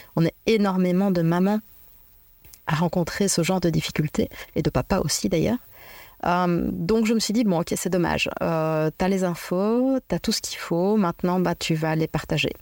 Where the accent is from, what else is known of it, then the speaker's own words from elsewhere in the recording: Belgium; also born or lived in Liège; je suis belge, euh, d'origine belge et je vis en Belgique à Liège